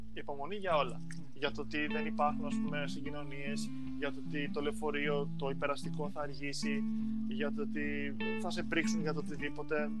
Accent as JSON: {"language": "Greek", "country": "Greece", "moved": "as an adult", "lives_now": "Cambodia", "said": "σαν Έλληνες ε, και σαν χώρα"}